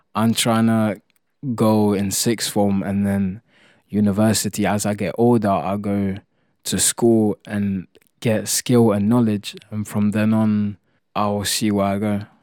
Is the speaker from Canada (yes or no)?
no; Italy; moved away; I come from Italy